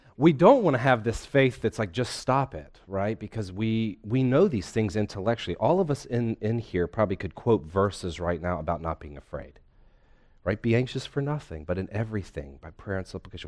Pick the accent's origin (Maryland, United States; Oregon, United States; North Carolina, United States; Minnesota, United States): North Carolina, United States; also born or lived in Philadelphia; I'm a lifetime North Carolinian with a brief pit stop in Philadelphia.